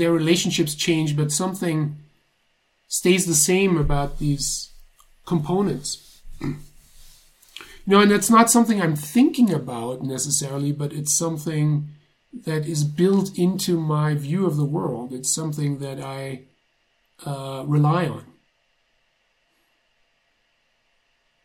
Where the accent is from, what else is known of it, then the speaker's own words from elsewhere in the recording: Germany; moved away; I grew up in Germany in the 80s